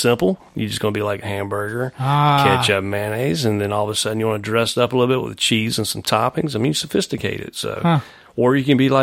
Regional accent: Anderson, South Carolina, United States; moved away as an adult; also born or lived in Greenville, South Carolina / Knoxville, Tennessee / Chattanooga, Tennessee / Atlanta, Georgia; now in Charlotte, United States; I'm from Anderson, South Carolina.

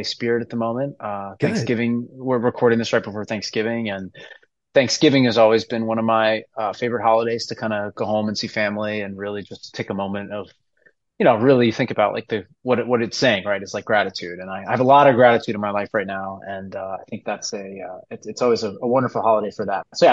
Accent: Hudson Valley, New York, United States; moved away as an adult; now in New York City, United States; I grew up kind of up in the Hudson Valley. I'm like an hour and a half out northwest of New York City

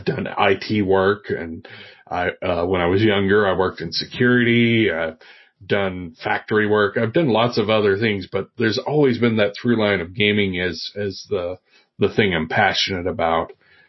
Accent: Oak Ridge, Tennessee, United States; I am originally from the Tennessee Valley. I grew up around Oak Ridge, Tennessee, but I moved around a lot too.

